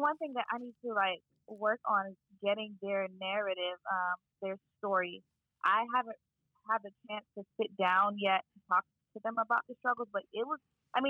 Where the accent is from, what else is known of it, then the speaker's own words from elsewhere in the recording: Miami, Florida, United States; moved away as an adult; now in Boston, United States; So I am from Miami, Florida. Wow. And I was born and raised there, but my parents were born in Haiti. And so I'm Haitian American